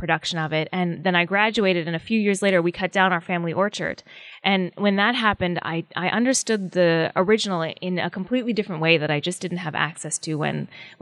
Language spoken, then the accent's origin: English; Okanagan Valley, British Columbia, Canada; the Okanagan Valley, which is where I grew up in British Columbia.